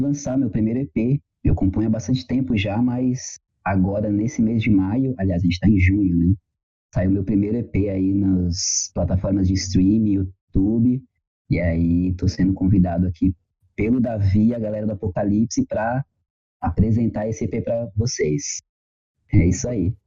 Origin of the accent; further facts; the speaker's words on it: São Paulo, Brazil; cresci em São Paulo ali nos anos 90, nos 2000.